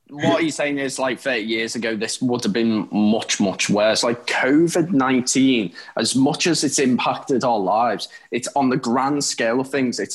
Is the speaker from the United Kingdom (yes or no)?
yes; the Wirral, North West England, United Kingdom; I'm from the Wirral and I am still very part of Merseyside. So I'm part of Liverpool.